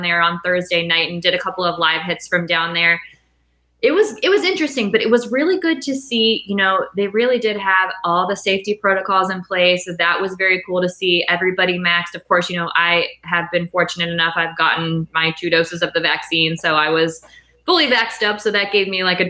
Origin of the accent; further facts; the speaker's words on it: Canton, Ohio, United States; moved away as an adult; also born or lived in Los Angeles / New York; now in Cleveland, United States; I'm from Canton originally, 330